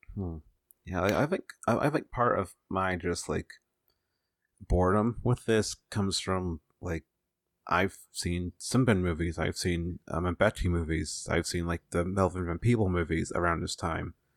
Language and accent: English; United States